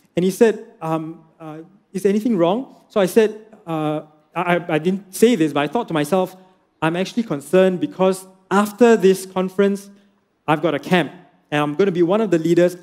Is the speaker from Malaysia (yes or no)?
yes; Penang, Malaysia; I'm from Penang